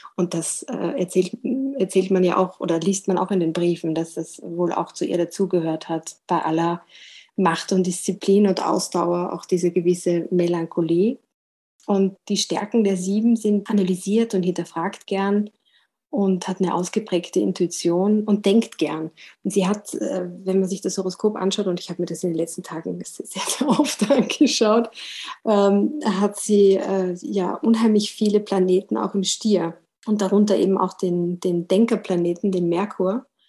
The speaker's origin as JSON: {"language": "German", "region": "Vienna", "country": "Austria", "tie": "born or raised there", "said": "Als Wienerin wächst man praktisch mit ihr auf"}